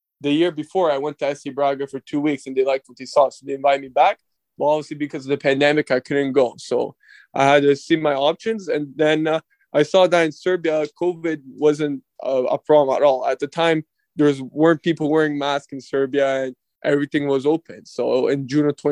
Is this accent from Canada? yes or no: yes; Ottawa, Ontario, Canada; born and raised in Ottawa